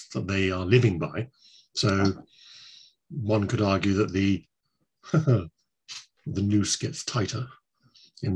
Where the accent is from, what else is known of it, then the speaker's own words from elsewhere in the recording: Guildford, South East England, United Kingdom; I was born in Guildford